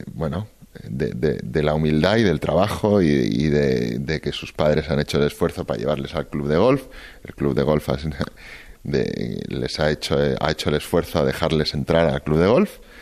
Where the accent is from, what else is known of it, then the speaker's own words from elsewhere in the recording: Barcelona, Catalonia, Spain; yo soy catalán, yo soy español y soy muy, muy, muy de Barcelona